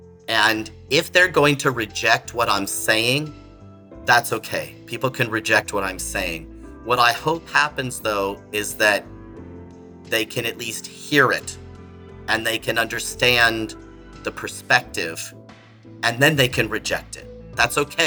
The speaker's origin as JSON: {"language": "English", "region": "California", "country": "United States", "moved": "as an adult", "lives_now": "Florida, United States", "said": "I'm from California originally. I moved to Florida in 2013"}